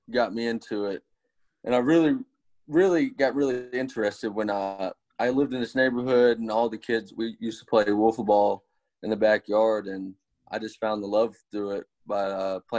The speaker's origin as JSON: {"language": "English", "town": "Southaven", "region": "Mississippi", "country": "United States", "tie": "born or raised there", "said": "I grew up in South End, Mississippi. Born and raised here"}